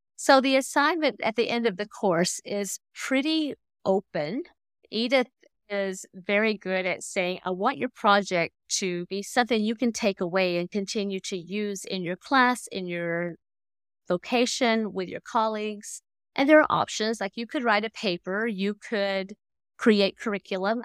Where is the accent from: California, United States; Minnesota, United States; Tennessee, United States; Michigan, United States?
Tennessee, United States; moved away as an adult; also born or lived in Indonesia / Stoney Creek, Ontario; now in Canada; I grew up in the Bible Belt in Tennessee